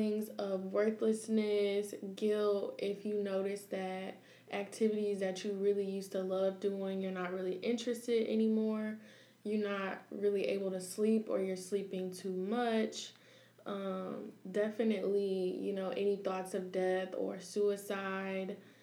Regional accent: Peoria, Illinois, United States; I'm from Peoria, Illinois

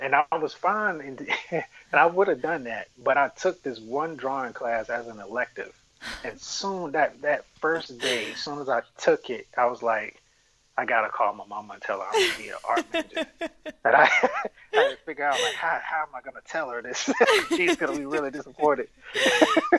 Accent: Littleton, North Carolina, United States; I grew up in Littleton, North Carolina.

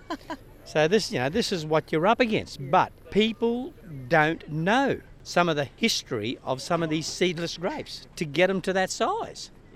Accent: Granite Belt, Queensland, Australia; we're from the Granite Belt

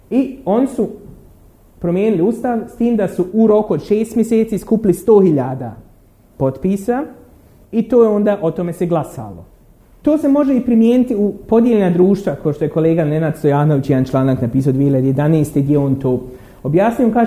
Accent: Derventa, Republika Srpska, Bosnia & Herzegovina; ja sam iz Dervente

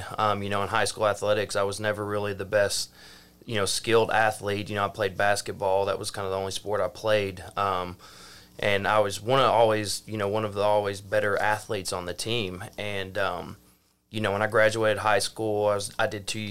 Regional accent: Mena, Arkansas, United States; grew up in Mena, Arkansas, and, you know, we lived on a dead-end dirt road that backlined National Forest

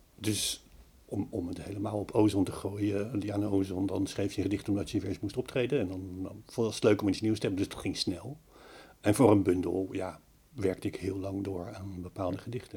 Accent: The Hague, South Holland, Netherlands; moved away; ik, kom van de zee, ik kom van Den Haag, ik woon nu niet aan zee

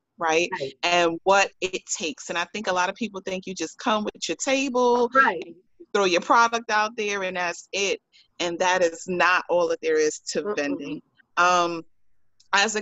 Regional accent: New York, United States; being a New Yorker

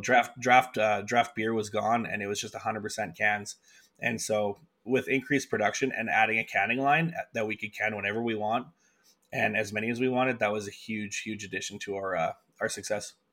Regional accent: Winnipeg, Manitoba, Canada; moved away as an adult; now in Calgary, Canada; I came from Winnipeg, and my folks lived in rural Manitoba, just outside of Winnipeg

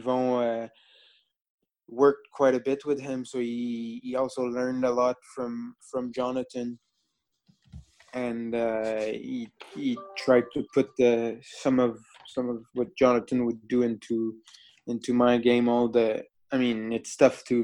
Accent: Quebec City, Quebec, Canada; English is a second language; moved away as an adult; also born or lived in Montreal; now in Bristol, United Kingdom; My English was actually awful by then when I was 11. So I was from Quebec City

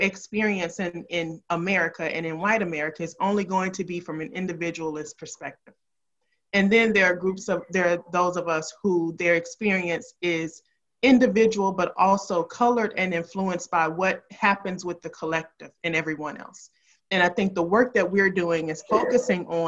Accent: Memphis, Tennessee, United States; I grew up in Memphis

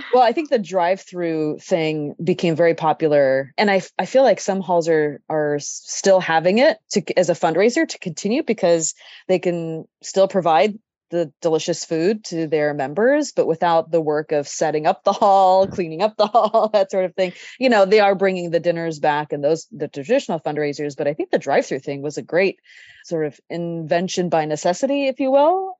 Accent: Sacramento, California, United States; that I grew up in Sacramento

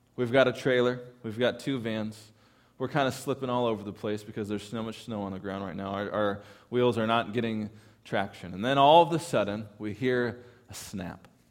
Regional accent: California, United States; I am from California

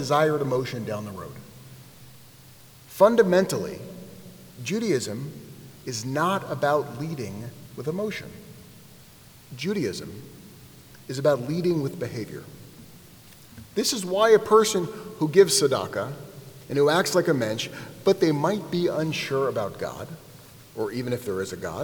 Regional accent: United States; I grew up here in the United States

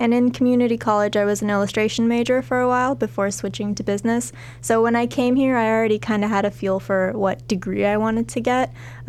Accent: Southern California, United States; also born or lived in Glendale / Sun Valley / Shadow Hills / La Crescenta; I come from Southern California. I've lived here all my life, but I moved around a lot when I was younger, especially in elementary school. So I've been around a lot of places. And I've lived in Burbank for about the past 10 years.

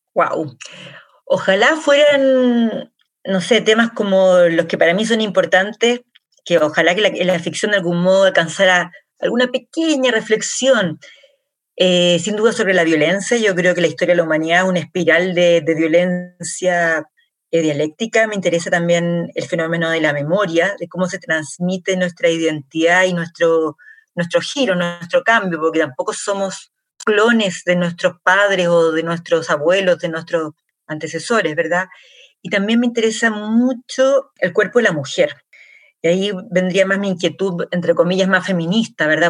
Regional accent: Chile; yo soy, primera generación en Chile, mis padres nacieron em, fuera

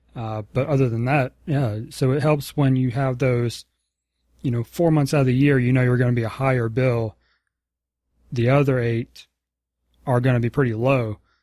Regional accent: the South, United States; moved away; also born or lived in Virginia; growing up in the South

